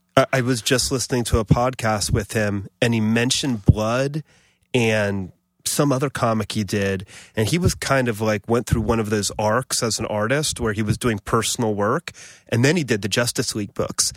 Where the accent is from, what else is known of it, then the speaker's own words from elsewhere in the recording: Columbus, Ohio, United States; moved away as an adult; also born or lived in Buffalo / Los Angeles; now in New York, United States; my dad worked at the university, and I grew up in Columbus.